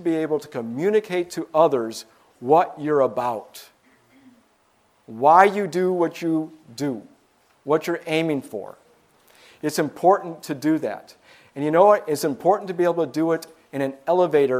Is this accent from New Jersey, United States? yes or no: no; Michigan, United States; I'm from Michigan.